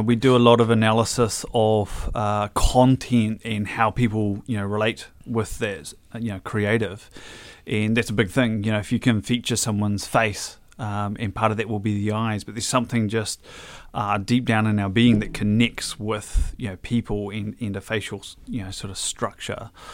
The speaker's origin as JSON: {"language": "English", "town": "Hamilton", "region": "Waikato", "country": "New Zealand", "tie": "born or raised there", "said": "I was born in Hamilton Hospital, I guess Waikato Hospital."}